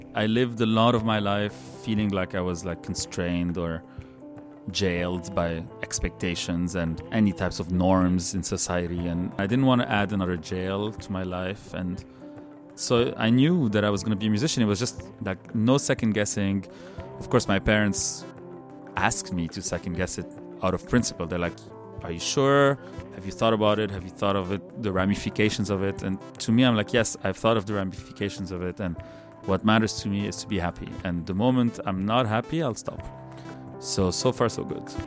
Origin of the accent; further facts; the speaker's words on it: Lebanon; English is a second language; moved away as an adult; now in Canada; I feel like I'm as much a Canadian today that I am a Lebanese person